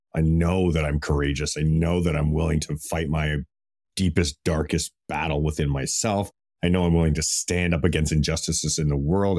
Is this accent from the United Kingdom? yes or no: no; Canada; I'm Canadian